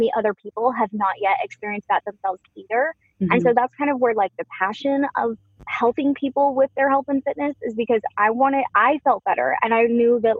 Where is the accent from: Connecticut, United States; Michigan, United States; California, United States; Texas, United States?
Texas, United States; Dallas; moved away as an adult; also born or lived in Seattle, Washington; just after high school, we moved from Dallas to Seattle, Washington.